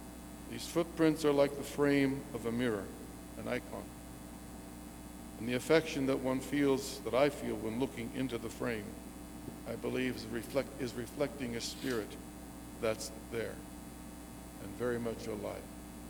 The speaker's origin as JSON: {"language": "English", "region": "Texas", "country": "United States", "tie": "born or raised there", "said": "I'm a Texan. Born in Texas."}